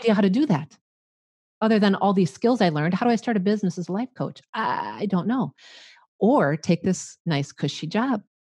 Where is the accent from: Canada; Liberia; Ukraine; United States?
United States; Midwest; accent: Midwestern; I'm a Midwestern girl. You can probably tell by my accent